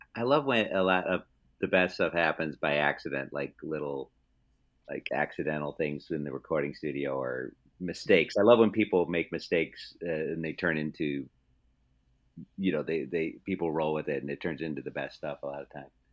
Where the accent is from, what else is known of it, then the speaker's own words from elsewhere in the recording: Palatine, Illinois, United States; grew up most of my life in Palatine from age five on